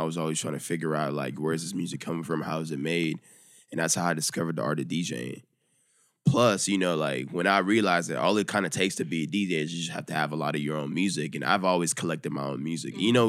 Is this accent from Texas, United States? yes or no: yes; Dallas, Texas, United States; I'm from Dallas.